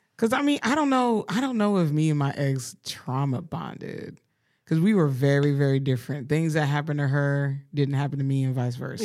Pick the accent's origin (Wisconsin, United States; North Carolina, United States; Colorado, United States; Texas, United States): Colorado, United States; Colorado Springs; I grew up in Colorado.